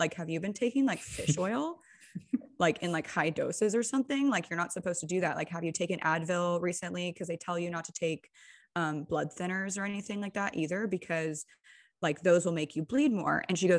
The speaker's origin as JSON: {"language": "English", "region": "California", "country": "United States", "said": "Especially being like a Californian, you get so much pressure about plastic surgery, right?"}